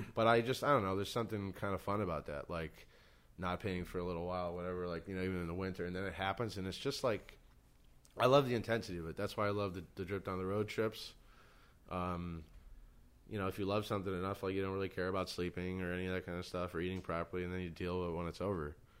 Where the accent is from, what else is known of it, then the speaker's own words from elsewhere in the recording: New York, United States; growing up in New York